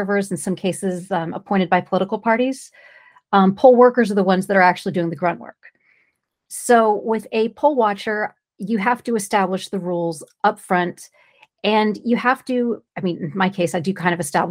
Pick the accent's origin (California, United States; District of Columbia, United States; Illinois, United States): California, United States; I'm from California.